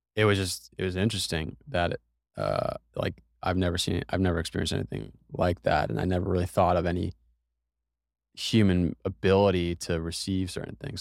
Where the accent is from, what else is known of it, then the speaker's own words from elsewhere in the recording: United States; we're both from America